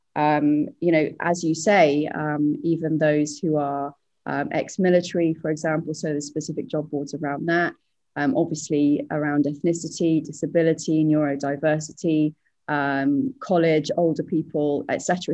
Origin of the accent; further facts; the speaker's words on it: United Kingdom; now in Singapore; I'm British, but I'm living over in Singapore